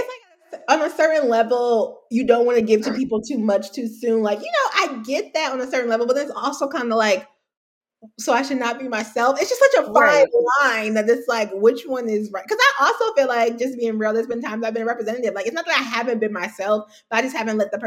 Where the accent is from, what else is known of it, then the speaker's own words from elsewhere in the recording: Hampton, Virginia, United States; also born or lived in New York; I was born in New York. I was raised in Hampton, Virginia